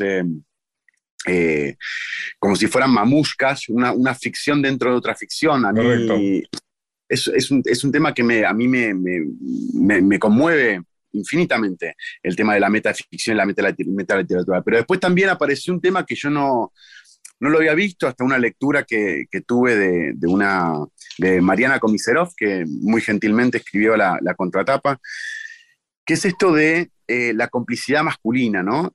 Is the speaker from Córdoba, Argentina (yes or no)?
no; Munro, Buenos Aires Province, Argentina; Yo nací en Munro